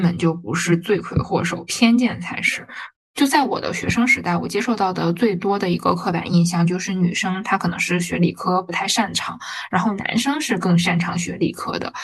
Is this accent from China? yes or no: yes; Northeast China, China; moved away as an adult; now in Shanghai, China; 我其实是一个东北人